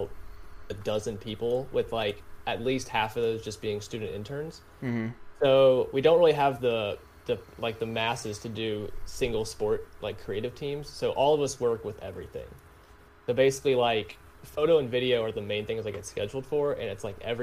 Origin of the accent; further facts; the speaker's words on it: Rock Hill, South Carolina, United States; also born or lived in Lexington, Kentucky; Technically, I'm from Lexington, Kentucky, but I've lived in South Carolina. I live in Rock Hill, which is just south of Charlotte. I've lived there